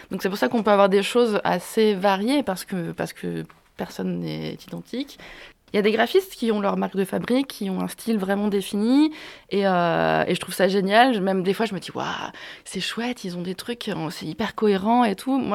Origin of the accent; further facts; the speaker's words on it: Rennes, Brittany, France; Je venais de Rennes avant d'aller en Bourgogne. Je voulais rester dans l'Ouest parce que j'avais quand même une attache familiale euh, dans la région, en Anjou. Et, euh, mes parents, ma famille étaient à Rennes